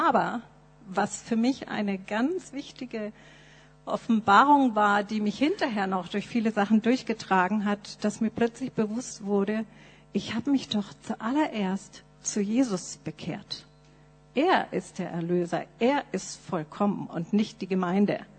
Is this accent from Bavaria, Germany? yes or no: yes; Nuremberg, Bavaria, Germany; meine Eltern äh, waren in der Baptistengemeinde in Nürnberg. Das ist mein geistliches Zuhause. Da bin ich aufgewachsen in der Sonntagsschule und Jungscher Freizeiten.